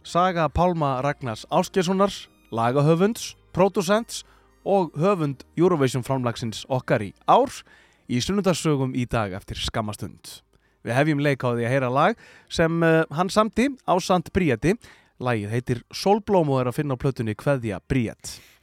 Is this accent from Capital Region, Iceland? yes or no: no; Akureyri, Northeastern Region, Iceland; Ég er frá Akureyri